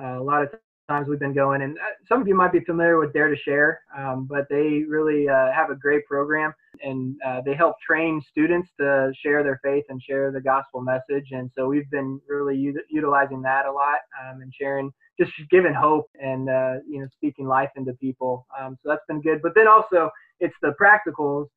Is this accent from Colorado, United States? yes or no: yes; Colorado, United States; moved away as an adult; also born or lived in Kansas City; now in Hagerstown, United States; I grew up in Colorado originally